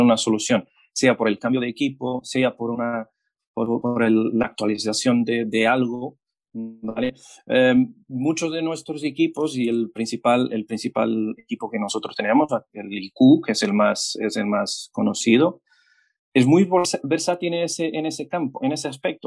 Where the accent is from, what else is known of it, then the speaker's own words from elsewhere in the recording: Portugal; Spanish is a second language; moved away as an adult; now in Chile; yo soy portugués